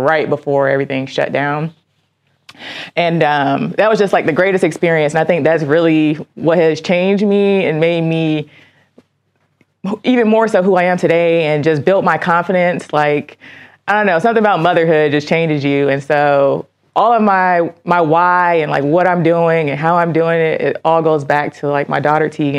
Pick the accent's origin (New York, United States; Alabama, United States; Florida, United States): Florida, United States; Miami; moved away as an adult; now in Detroit, United States; I'm born and raised in Miami, Florida, and I'm an Army veteran